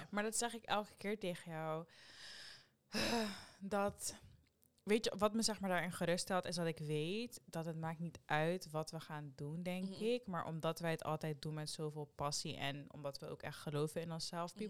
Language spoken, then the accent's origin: Dutch; Rotterdam, South Holland, Netherlands; Ik zeg altijd, ik kom van Rotterdam